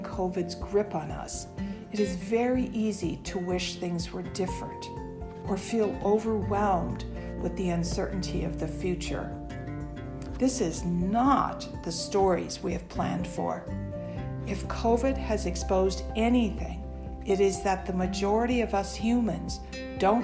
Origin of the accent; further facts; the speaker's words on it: United States; I'm an American